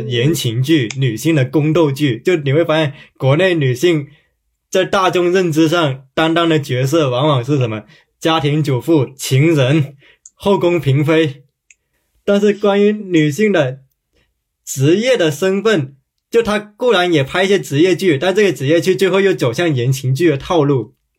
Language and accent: Chinese; Guangdong, China; 我小时候是在广东长大的